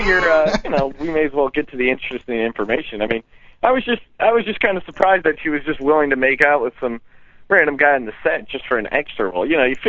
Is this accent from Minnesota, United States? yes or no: no; Pennsylvania, United States; now in Burbank, United States; Yeah, I'm actually back home in Pennsylvania. I came home for Christmas here, so yeah, I'm just chilling in my old bedroom upstairs